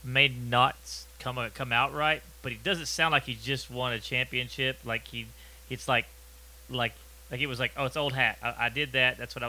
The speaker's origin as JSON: {"language": "English", "region": "Texas", "country": "United States", "said": "I from Texas"}